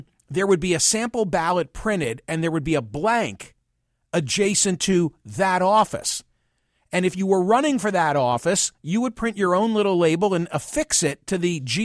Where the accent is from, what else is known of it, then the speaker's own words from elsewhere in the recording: Pennsylvania, United States; in my home state of Pennsylvania